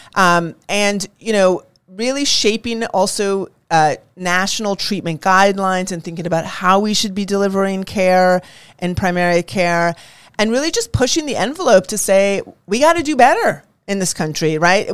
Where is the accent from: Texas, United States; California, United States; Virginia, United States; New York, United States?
California, United States; I grew up in California